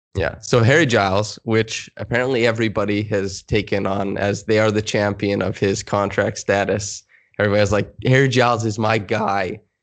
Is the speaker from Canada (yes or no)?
yes; Saskatchewan, Canada; growing up in Saskatchewan